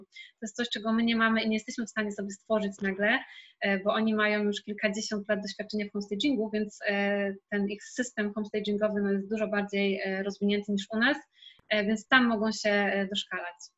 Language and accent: Polish; Zielona Góra, Lubusz Voivodeship, Poland; now in Kraków, Poland; mieszkam w Krakowie, pochodzę z Zielonej Góry